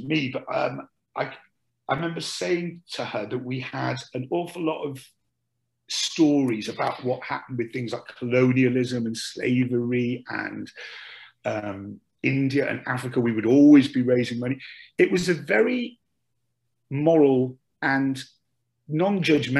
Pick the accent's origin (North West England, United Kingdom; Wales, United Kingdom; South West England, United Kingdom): Wales, United Kingdom; Dinas Powys; accent: Welsh; moved away as an adult; also born or lived in London; I'm from South Wales, a little village called Dinas Powys.